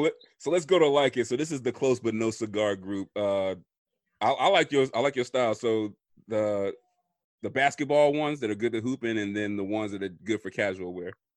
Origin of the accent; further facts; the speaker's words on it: Florida, United States; when I was growing up, I know we are from Florida